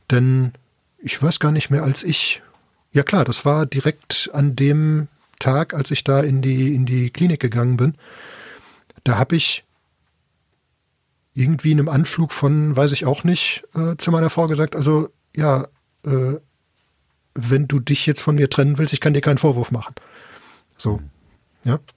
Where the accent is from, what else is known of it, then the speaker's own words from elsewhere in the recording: Bochum, North Rhine-Westphalia, Germany; Ja gut, ich komme ursprünglich aus Bochum, deswegen man hört es vielleicht auch ein bisschen.